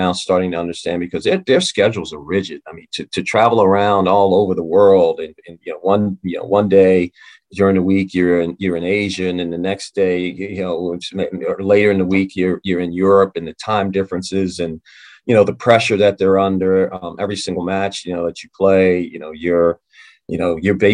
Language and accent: English; Maryland, United States; I'm from Maryland.